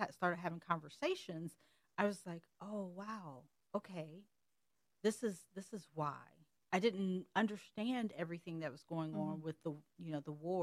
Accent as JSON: {"language": "English", "town": "Columbus", "region": "Ohio", "country": "United States", "tie": "born or raised there", "said": "I grew up in the Columbus, Metro Columbus area"}